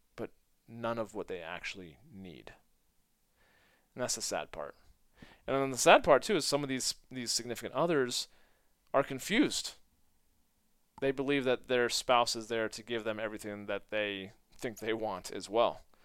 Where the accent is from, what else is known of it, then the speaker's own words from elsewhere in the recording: United States; being American